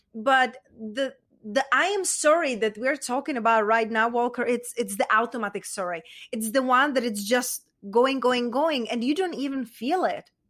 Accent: Czechia; accent: Czech; English is a second language; moved away; I was raised, you know, raised and born in Czech Republic, and hence that's where my accent is from

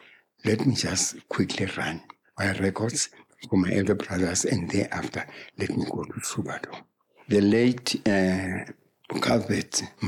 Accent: Meriton Farms, Gauteng, South Africa; now in Sebokeng, South Africa; I'm coming from Meriton, but Meriton Farms. I was not ashamed to tell people that I'm a farm boy.

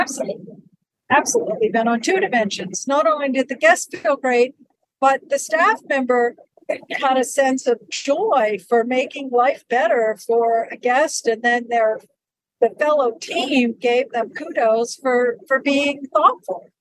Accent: Western Pennsylvania, United States; I grew up in Western Pennsylvania at a ski okay. area called Seven Springs um, Mountain okay. Resort

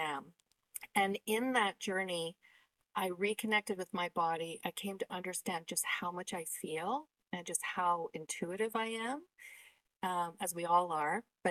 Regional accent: Canada; I'm Canadian.

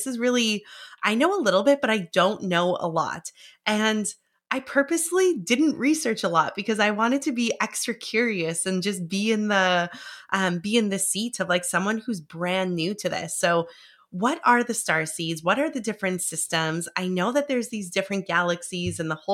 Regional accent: Vancouver, British Columbia, Canada

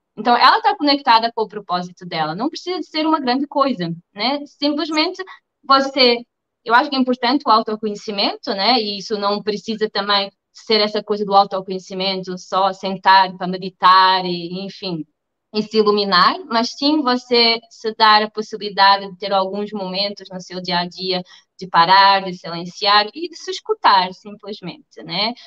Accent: Portugal; moved away as an adult; also born or lived in Germany / Spain; now in Rio de Janeiro, Brazil; sou portuguesa e também brasileira, tá? já tenho nacionalidade brasileira.

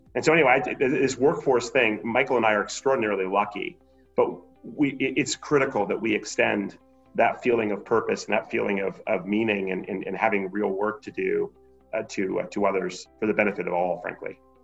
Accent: Montreal, Quebec, Canada; now in Portland, United States; I grew up in Montreal

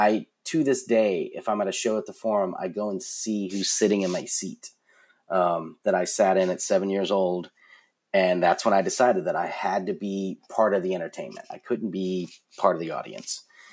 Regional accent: Philadelphia, Pennsylvania, United States; I was from Philadelphia, and so I did East Coast orientation for USC

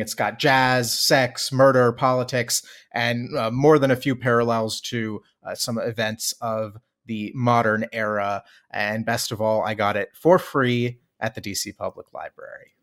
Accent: Maryland, United States; from my home state of Maryland

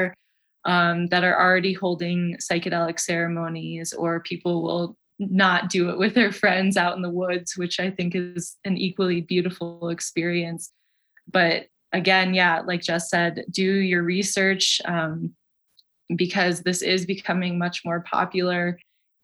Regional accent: Michigan, United States; now in Colorado, United States; I'm from Michigan originally

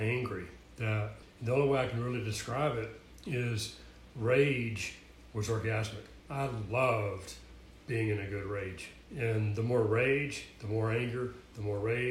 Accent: Tennessee, United States; moved away as an adult; also born or lived in Atlanta, Georgia / Phoenix, Arizona; my hometown in Tennessee, moved down to Atlanta

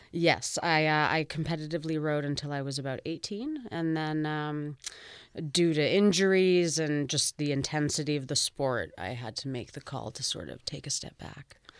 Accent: Vancouver, British Columbia, Canada; now in Toronto, Canada; I was born and raised in Vancouver, so I'm a full West Coaster

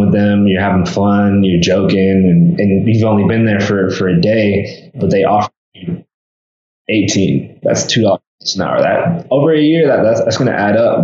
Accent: Mexico; I spoke Spanish, because I'm from Mexico

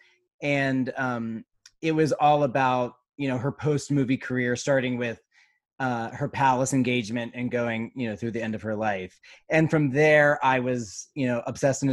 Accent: Slippery Rock, Pennsylvania, United States; I'm originally from a town called Slippery Rock, Pennsylvania, which is like an hour north of Pittsburgh

